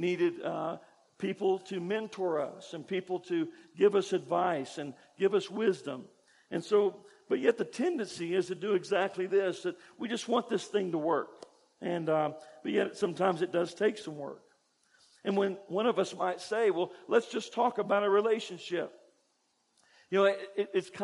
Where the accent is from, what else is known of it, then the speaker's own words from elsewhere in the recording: Kentucky, United States; where I grew up in Kentucky, I went to church